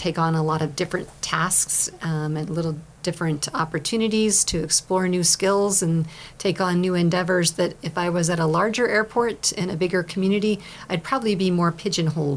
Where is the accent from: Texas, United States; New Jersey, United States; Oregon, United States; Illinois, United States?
Oregon, United States; Willamette Valley; moved away as an adult; also born or lived in Portland, Oregon; now in Klamath Falls, United States; I grew up in the Willamette Valley on the wet side of the state